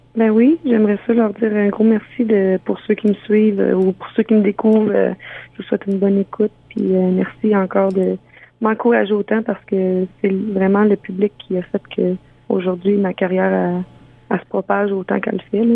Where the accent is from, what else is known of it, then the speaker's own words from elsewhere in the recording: Ontario, Canada; moved away; also born or lived in Quebec; Je viens d'Ontario